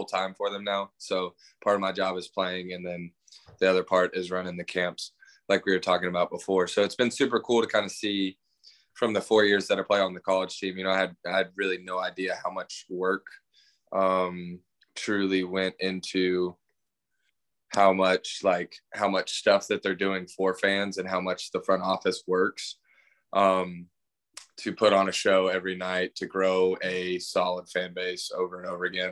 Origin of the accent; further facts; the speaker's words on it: Richmond Hill, Georgia, United States; also born or lived in Texas; I'm from a small town called Richmond Hill, which is about 30, 45 minutes south of Savannah